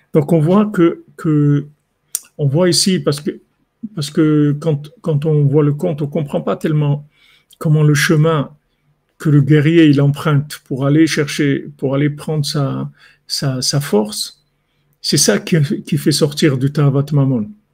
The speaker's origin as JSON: {"language": "French", "country": "Morocco", "said": "je suis un Marocain"}